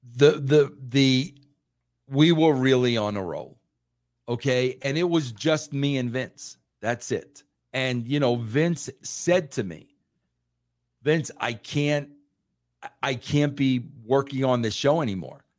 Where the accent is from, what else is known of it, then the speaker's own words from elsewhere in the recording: New York, United States; being a New Yorker